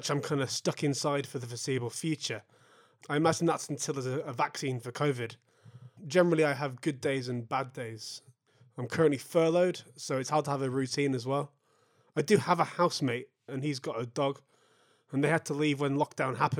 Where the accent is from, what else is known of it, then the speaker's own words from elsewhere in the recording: Manchester, North West England, United Kingdom; I'm a musician from Manchester